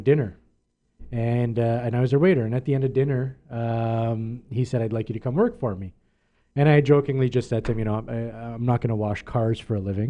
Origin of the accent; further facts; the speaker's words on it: Mississauga, Ontario, Canada; also born or lived in Oakville; now in Milton, Canada; I grew up in Mississauga my whole life.